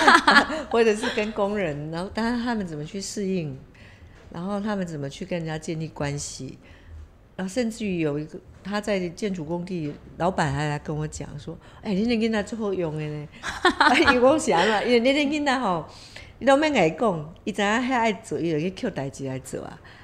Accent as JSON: {"language": "Chinese", "country": "Taiwan", "said": "我们台湾人本来就是爱竞争了"}